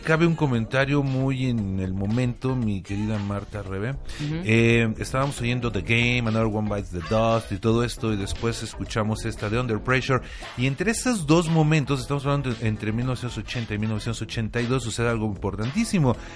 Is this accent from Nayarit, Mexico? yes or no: no; Mexico City, Mexico; los chilangos